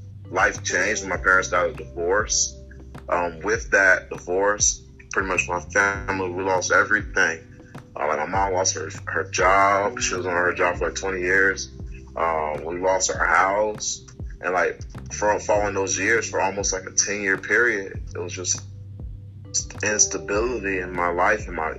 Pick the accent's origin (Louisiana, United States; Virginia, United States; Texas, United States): Virginia, United States; I'm originally from Virginia